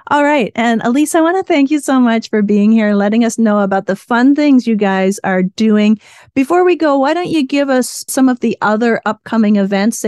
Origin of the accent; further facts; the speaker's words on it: Canada; now in Las Vegas, United States; I was born in Canada, grew up in Canada